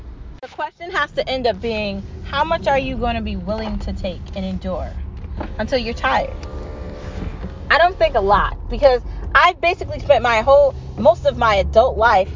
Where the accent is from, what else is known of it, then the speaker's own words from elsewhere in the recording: United States; I'm an American